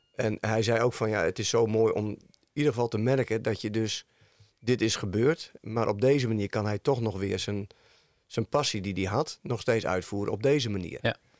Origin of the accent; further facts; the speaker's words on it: Woerden, Utrecht, Netherlands; ik kom uit Woerden